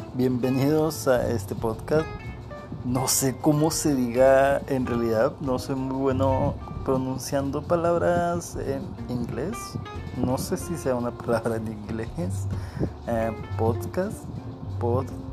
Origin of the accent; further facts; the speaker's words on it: Coahuila, Mexico; soy de Coahuila, de México